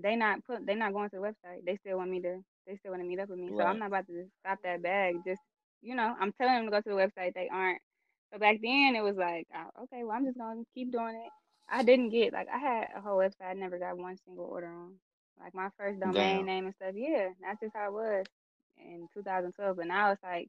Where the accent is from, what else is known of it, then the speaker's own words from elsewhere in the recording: Southfield, Michigan, United States; I'm from Southfield